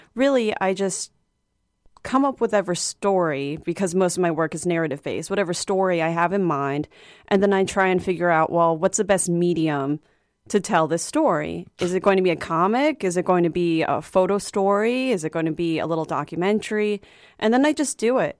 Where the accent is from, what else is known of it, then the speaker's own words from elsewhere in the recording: Arlington, Virginia, United States; moved away; I'm from Arlington, Virginia originally